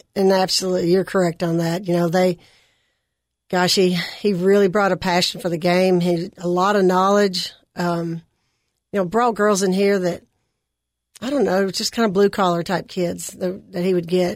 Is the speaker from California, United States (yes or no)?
no; Nashville, Tennessee, United States; also born or lived in Cookeville, Tennessee; I grew up in West Nashville